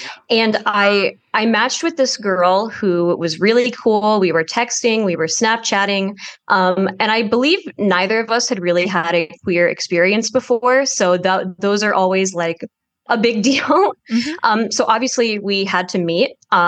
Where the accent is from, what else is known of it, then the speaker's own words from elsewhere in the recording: New Jersey, United States; I'm from New Jersey.